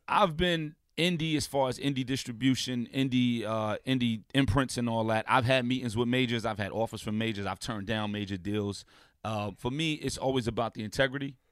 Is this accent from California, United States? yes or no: no; New York City, New York, United States; being from a block away from …, I'm from Saint James.